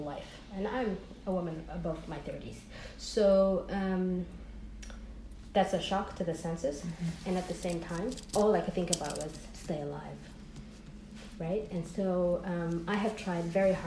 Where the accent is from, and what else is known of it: San Francisco, California, United States; born or raised there; moved away as an adult; also born or lived in Hargeisa, Somaliland / Washington DC area (DMV); now in Mogadishu, Somalia